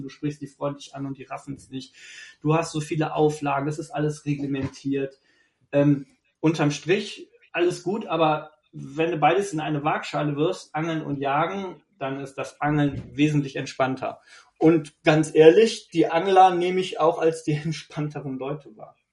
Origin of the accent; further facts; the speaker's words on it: Bergisch Gladbach, North Rhine-Westphalia, Germany; moved away; ursprünglich bin ich ja nicht von hier, ich komme ja aus Bergisch Gladbach. Schäbisch Gläbisch.